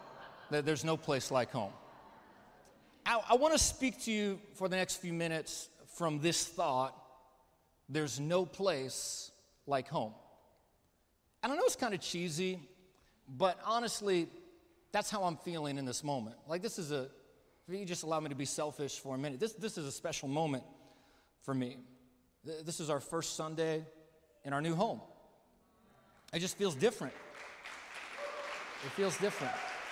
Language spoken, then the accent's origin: English; Midwest, United States; also born or lived in California; I was born in California. I grew up mostly in the Midwest.